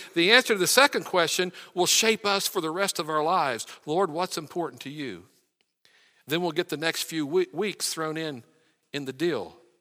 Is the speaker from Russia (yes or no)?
no; West Virginia, United States; I'm from West Virginia